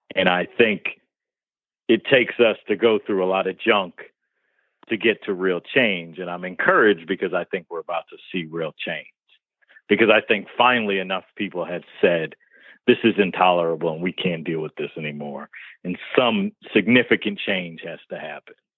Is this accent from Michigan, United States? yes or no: yes; Detroit, Michigan, United States; me growing up in Detroit, black kid